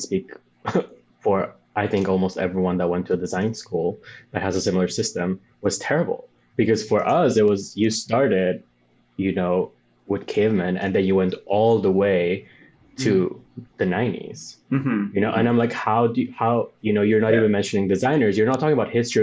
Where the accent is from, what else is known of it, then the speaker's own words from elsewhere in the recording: Bolivia; English is a second language; now in New York, United States; I'm from Bolivia